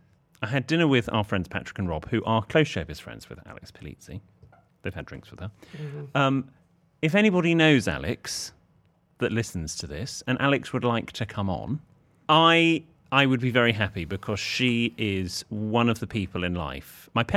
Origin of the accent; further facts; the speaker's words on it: Harrogate, Yorkshire and the Humber, United Kingdom; We're originally from Harrogate, which is around 20 minutes away from the golf balls and probably a town William would love.